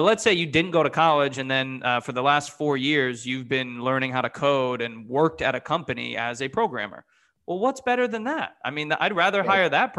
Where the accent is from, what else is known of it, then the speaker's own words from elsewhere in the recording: United States; moved away as an adult; now in Ohio, United States; I grew up in the Connecticut, New York area